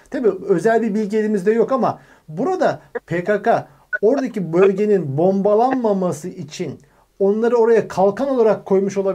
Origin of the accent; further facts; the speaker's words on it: Kahramanmaraş, Turkey; 1989 doğumluyum, Kahramanmaraşlıyım